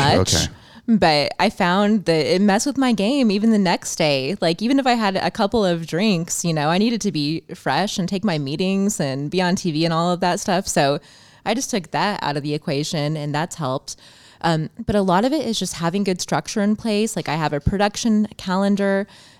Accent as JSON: {"language": "English", "town": "Champaign", "region": "Illinois", "country": "United States", "said": "I'm from Champaign, Illinois."}